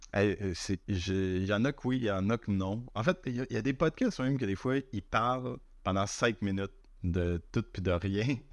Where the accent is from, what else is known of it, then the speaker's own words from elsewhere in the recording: Chicoutimi, Quebec, Canada; moved away; quand j'étais petit à Chicoutimi